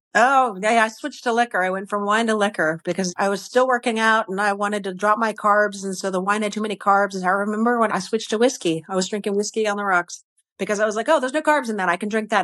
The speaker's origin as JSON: {"language": "English", "region": "Connecticut", "country": "United States", "moved": "yes", "lives_now": "Texas, United States", "said": "I'm a Yankee. I'm from Connecticut originally."}